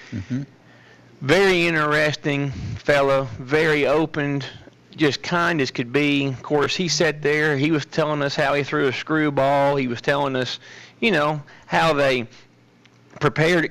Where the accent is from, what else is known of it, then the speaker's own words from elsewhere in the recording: Nashville, Tennessee, United States; we're from Nashville